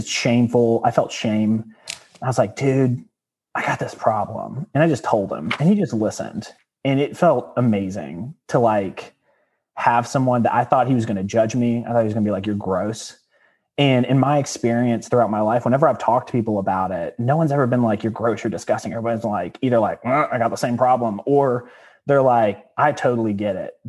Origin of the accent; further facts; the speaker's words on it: Danville, Virginia, United States; I was born in Danville, Virginia